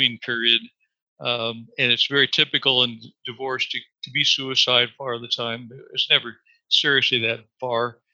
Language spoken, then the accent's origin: English; Kansas, United States; moved away as an adult; also born or lived in Dallas; I grew up in the Midwest in Kansas, attending church with my family